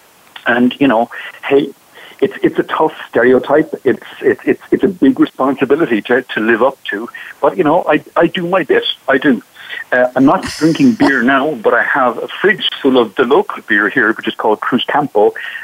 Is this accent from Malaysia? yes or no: no; Ireland; now in Seville, Spain; despite my strong Spanish accent, I'm actually not from Spain originally. I know you're shocked. I'm originally from Ireland